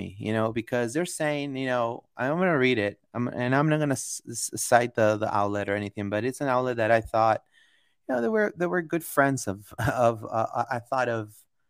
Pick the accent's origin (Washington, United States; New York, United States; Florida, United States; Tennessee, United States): Florida, United States; Orlando; It's my city. I grew up in Orlando.